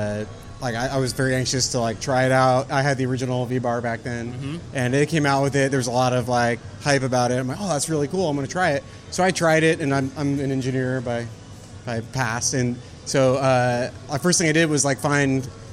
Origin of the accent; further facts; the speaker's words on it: Silicon Valley, California, United States; I come from Silicon Valley, California.